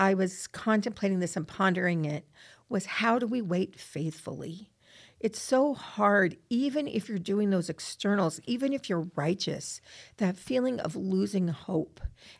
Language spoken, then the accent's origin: English; Rexburg, Idaho, United States; I'm from Rexburg, and I come down to Provo.